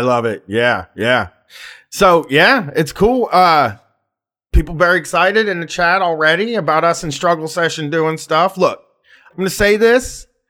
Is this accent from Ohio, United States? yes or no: yes; Columbus, Ohio, United States; I have a weird home th-, hometown thing where, like, I wanna be big in my hometown